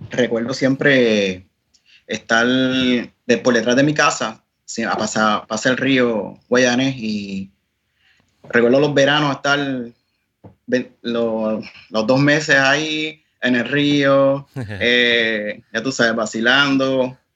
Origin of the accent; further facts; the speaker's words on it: Peñuelas, Puerto Rico; Eh, yo soy natural de Peñuelas, pero por las cosas de la vida, terminamos acá en Juncos